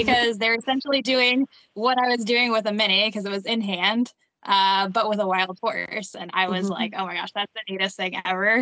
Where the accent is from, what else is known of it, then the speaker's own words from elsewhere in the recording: San Antonio, Texas, United States; I grew up in San Antonio